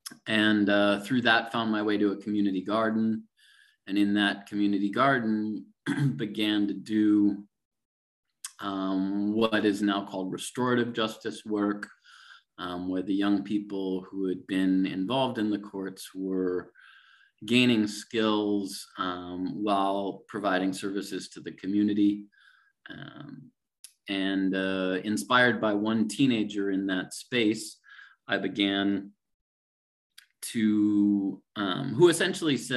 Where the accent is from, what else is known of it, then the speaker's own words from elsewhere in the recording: Minneapolis, Minnesota, United States; I grew up in the Twin Cities, Minneapolis and St. Paul